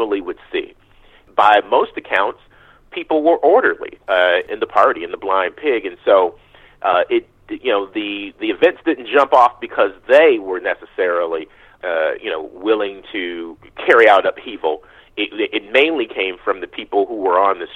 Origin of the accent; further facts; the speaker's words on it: Detroit, Michigan, United States; growing up in Detroit and having both parents who grew up within a mile of the epicenter